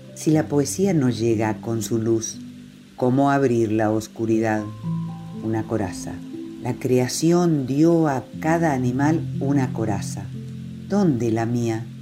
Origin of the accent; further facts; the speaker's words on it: Chaco, Argentina; moved away; also born or lived in shores of the Paraná; nacida y criada en el Chaco y habito las orillas del Paraná.